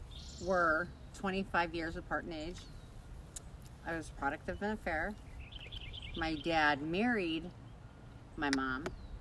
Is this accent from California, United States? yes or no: yes; Long Beach, California, United States; I was born in Long Beach, California.